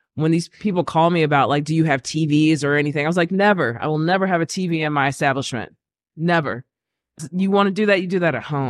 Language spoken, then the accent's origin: English; Lockhart, Texas, United States; moved away; where I grew up in Lockhart